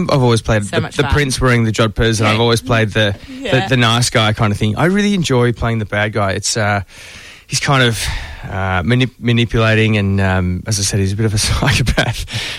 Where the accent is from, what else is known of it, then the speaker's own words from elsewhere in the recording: Melbourne, Victoria, Australia; As a kid growing up around the corner from Ramsey Street in Glen Waverley. So Vermont is just around the corner.